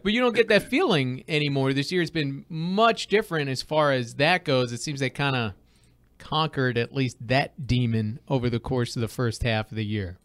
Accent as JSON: {"language": "English", "town": "East Islip", "region": "New York", "country": "United States", "tie": "born or raised there", "said": "I grew up in East Islip"}